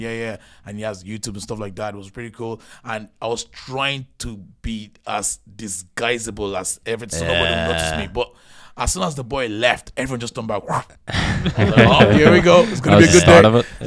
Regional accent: Nigeria; now in Ireland; I came from Nigeria to Ireland to stay with my auntie because my auntie, she lived here.

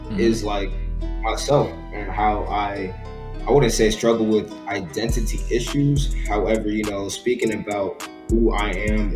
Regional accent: Lake Worth, Florida, United States; moved away as an adult; now in Revere, United States; I was born and raised in Lake Worth. I just moved to Revere like a year ago

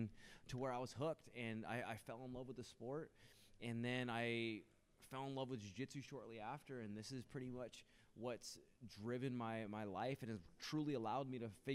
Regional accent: Los Angeles, California, United States; where I started, in front of my hometown crowd, for my hometown crowd

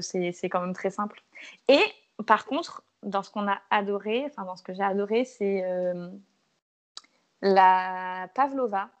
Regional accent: Martinique; Je suis martiniquaise

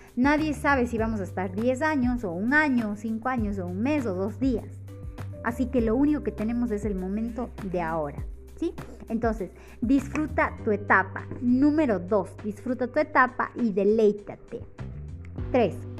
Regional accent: Ecuador; en mi país, por ejemplo, en Ecuador

